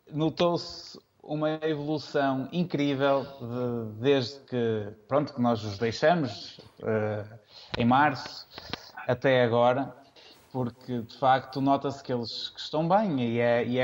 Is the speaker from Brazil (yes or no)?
no; São João da Madeira, Norte, Portugal; Eu sou de São João da Madeira.